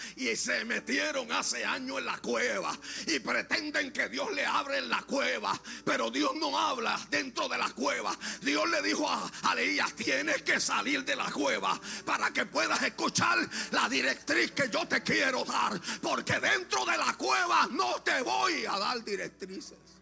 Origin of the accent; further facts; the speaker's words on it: Lajas, Puerto Rico; moved away as an adult; also born or lived in Aguadilla, Puerto Rico; yo soy natural de Laja, mi esposa es de Ponce.